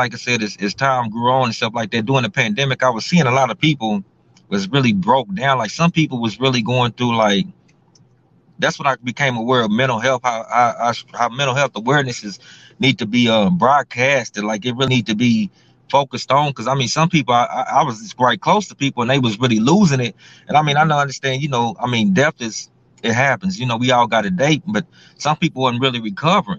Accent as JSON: {"language": "English", "town": "Houston", "region": "Texas", "country": "United States", "tie": "born or raised there", "said": "I grew up in Houston, Texas, the old Third Ward, Houston, Texas"}